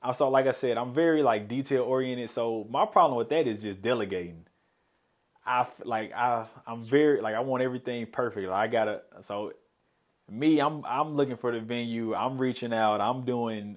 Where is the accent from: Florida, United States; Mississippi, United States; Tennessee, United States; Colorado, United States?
Tennessee, United States; Memphis; moved away as an adult; now in Little Rock, United States; I'm originally from Memphis